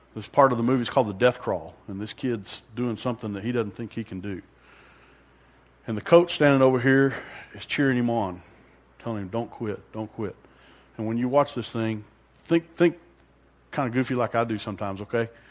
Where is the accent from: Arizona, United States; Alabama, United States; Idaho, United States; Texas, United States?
Texas, United States; Amarillo; I grew up in Amarillo